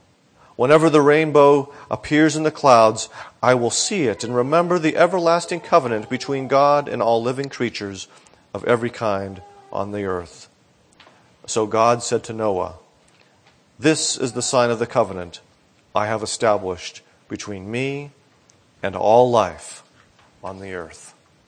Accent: Northeast, United States; now in Florida, United States; And both my wife and I grew up in the Northeast, and so we thought we understood hurricanes.

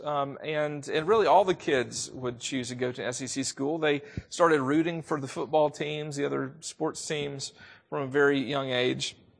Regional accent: the South, United States; accent: southern; I am from the South. If you didn't already know that, you probably can hear it in my voice.

